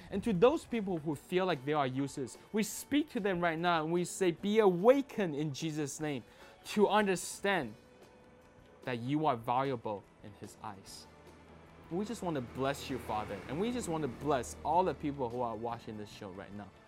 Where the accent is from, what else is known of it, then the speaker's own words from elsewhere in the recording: Toronto, Ontario, Canada; I grew up in Toronto, Canada